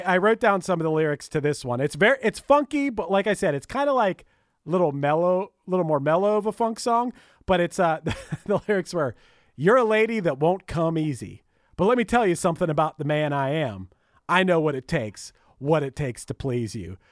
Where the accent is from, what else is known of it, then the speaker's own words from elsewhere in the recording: Pittsburgh, Pennsylvania, United States; I'm from Pittsburgh and they still played it all growing up